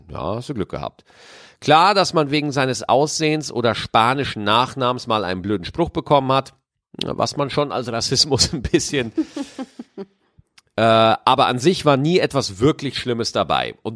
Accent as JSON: {"language": "German", "country": "Germany", "tie": "born or raised there", "said": "Ich bin 24 Jahre, in Deutschland geboren und aufgewachsen."}